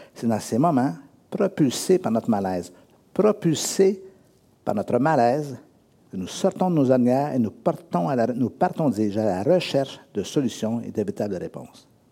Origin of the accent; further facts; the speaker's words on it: Drummondville, Quebec, Canada; moved away; also born or lived in Sherbrooke; je suis né à Drummondville, et un jour, je suis déménagé à Sherbrooke, j'étais huit ans à Sherbrooke